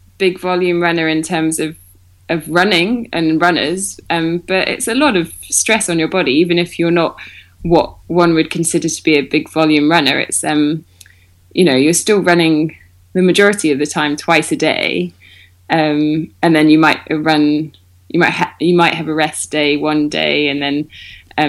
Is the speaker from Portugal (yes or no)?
no; United Kingdom; also born or lived in Bath; I'm one of many Brits